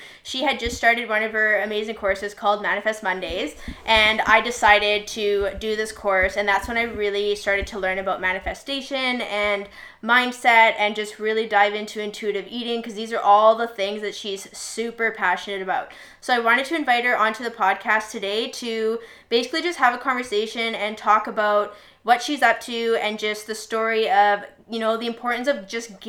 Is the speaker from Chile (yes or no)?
no; Vancouver Island, British Columbia, Canada; moved away as an adult; also born or lived in Toronto; we're both from Vancouver Island and we went to middle school together and high school together.